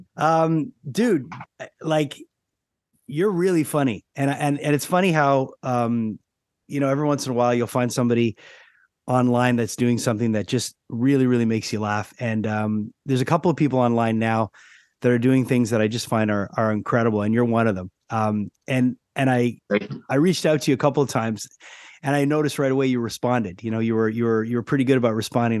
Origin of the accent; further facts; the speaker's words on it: Montreal, Quebec, Canada; I'm a Montrealer. I've lived here my whole life.